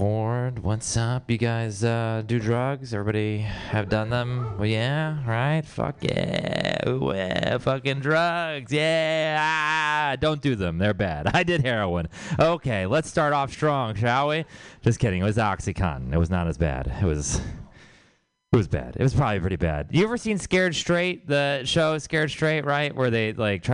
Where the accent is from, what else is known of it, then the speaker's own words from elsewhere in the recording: Houston, Texas, United States; now in San Francisco, United States; I'm from Texas. I'm from Houston, Texas, and which means I have city family and I have country family